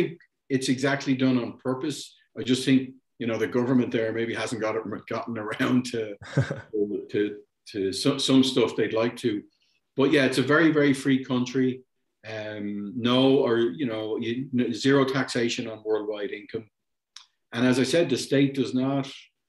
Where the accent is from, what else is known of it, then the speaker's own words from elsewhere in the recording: Ireland; moved away as an adult; also born or lived in Germany; now in Panama; I eventually ended up in Panama after growing up in Ireland